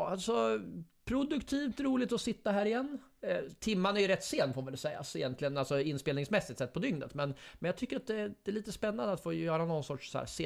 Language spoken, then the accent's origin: Swedish; Fällingsbro, Örebro County, Sweden; jag är från Fällingsbro, man fick alltid smeknamn, alla, ett nytt smeknamn varje vecka